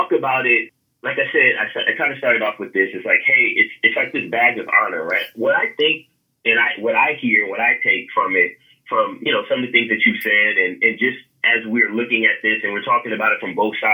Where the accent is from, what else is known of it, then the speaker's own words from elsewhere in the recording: California, United States; I'm from California